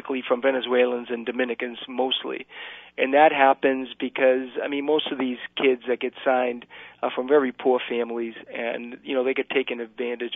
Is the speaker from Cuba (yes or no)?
yes; Cuba; moved away; I'm Cuban myself. I was born in Cuba.